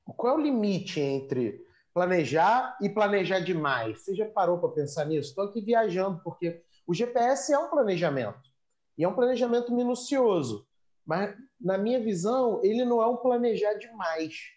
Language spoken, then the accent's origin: Portuguese; Rio de Janeiro, Brazil; eu nasci no Rio, né? E, e construí minha vida no Rio